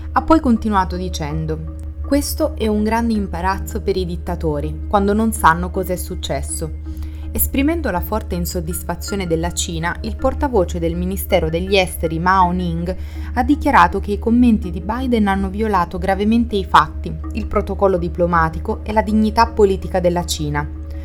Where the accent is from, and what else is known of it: Italy